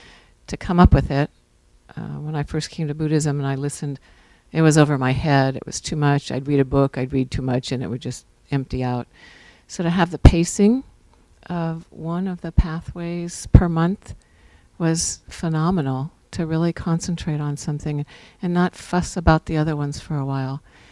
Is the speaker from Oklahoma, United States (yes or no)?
no; Santa Barbara, California, United States; I'm …. I'm from Santa Barbara also.